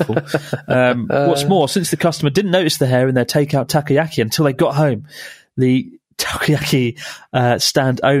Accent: United Kingdom; moved away; I'm British

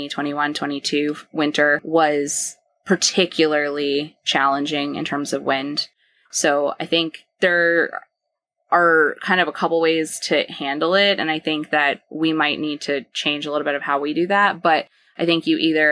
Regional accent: Maine, United States; moved away; we grew up in Maine

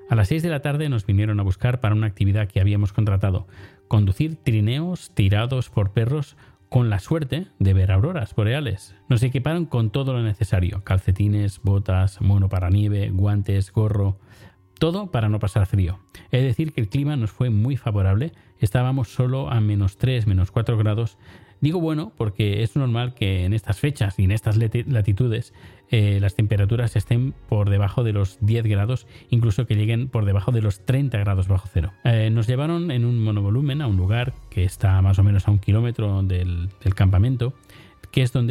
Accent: Spain; Yo digo que sí, que soy español, que hablo español.

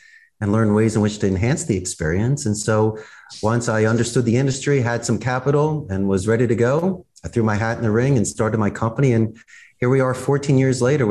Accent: Philadelphia, Pennsylvania, United States; moved away as an adult; now in Costa Rica; I'm originally from Northeast Philadelphia, and when I graduated back in 1991, Abington High School

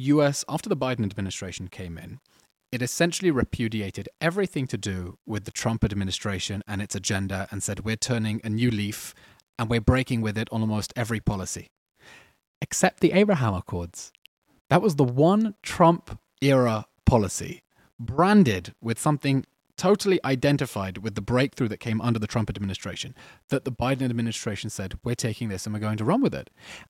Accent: England, United Kingdom; I'm an Englishman as well.

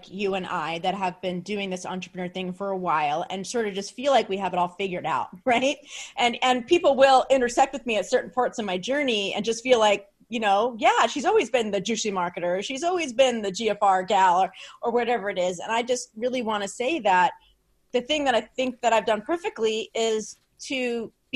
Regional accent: New Jersey, United States; I'm from Jersey

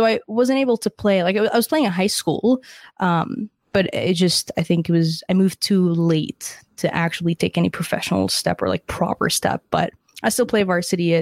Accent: Dubai, United Arab Emirates; now in Canada; I was born and raised in Dubai, so I didn't actually grow up in Canada

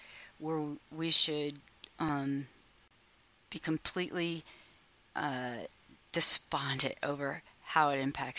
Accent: Columbus, Ohio, United States; I grew up in Columbus and went to Columbus Public Schools, was part of the busing.

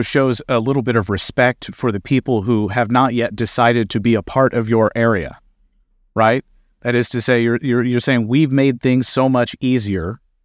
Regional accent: Kentucky, United States; my home state of Kentucky

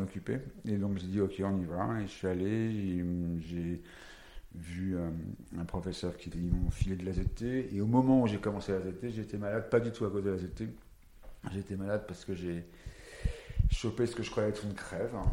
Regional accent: Paris, Île-de-France, France; Et parisien, je suis né à Paris

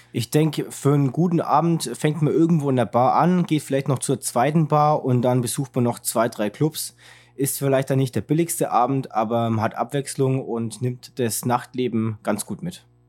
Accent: Germany; als Deutscher

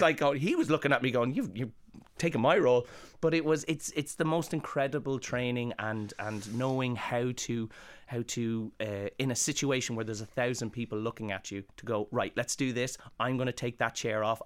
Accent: Ireland; moved away as an adult; also born or lived in London; growing up in Ireland

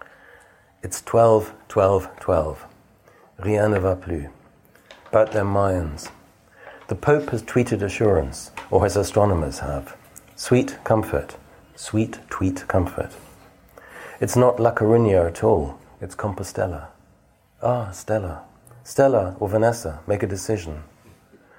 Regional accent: England, United Kingdom; being English

